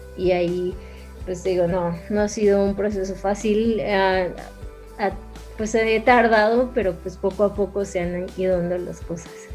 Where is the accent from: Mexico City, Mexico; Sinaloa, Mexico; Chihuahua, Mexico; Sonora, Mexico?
Chihuahua, Mexico; Ciudad Juárez; yo soy de Ciudad Juárez